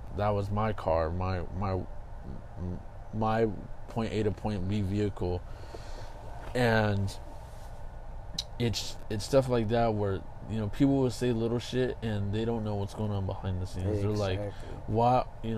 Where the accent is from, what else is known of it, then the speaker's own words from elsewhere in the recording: Kingsburg, California, United States; moved away as an adult; back home, which is my hometown's Kingsburg